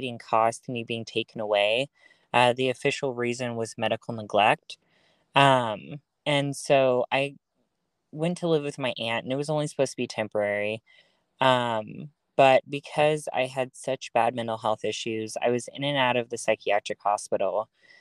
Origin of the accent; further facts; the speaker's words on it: Dallas, Texas, United States; I'm from the Dallas area